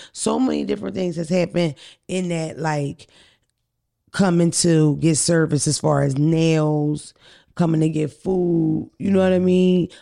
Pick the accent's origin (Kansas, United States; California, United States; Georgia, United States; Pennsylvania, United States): Pennsylvania, United States; Philadelphia; I'm from North Philly, from the white block